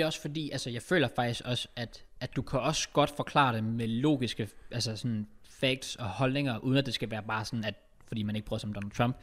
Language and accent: Danish; Denmark